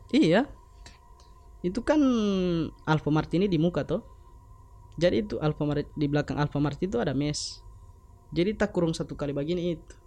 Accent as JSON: {"language": "Indonesian", "region": "Gorontalo", "country": "Indonesia", "said": "kita orang Gorontalo"}